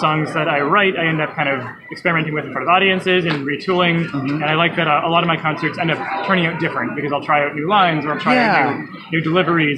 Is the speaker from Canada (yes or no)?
yes; Toronto, Ontario, Canada; I'm from Canada. I'm from Toronto.